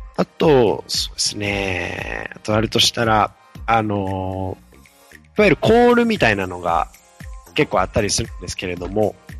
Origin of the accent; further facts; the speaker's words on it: Ehime, Japan; moved away; 私、愛媛県出身なもので